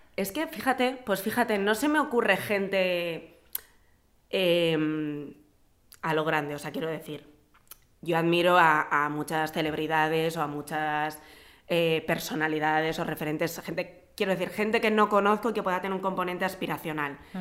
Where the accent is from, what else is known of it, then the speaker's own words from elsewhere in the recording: Vitoria-Gasteiz, Basque Country, Spain; moved away as an adult; also born or lived in Madrid; nací en Vitoria y viví en Vitoria hasta que me vine a vivir a Madrid para estudiar la carrera